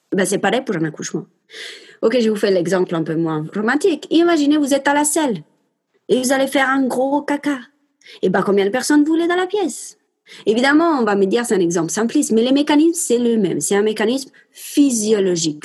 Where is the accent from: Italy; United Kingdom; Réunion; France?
Italy; accent: Italian; j'ai un accent italien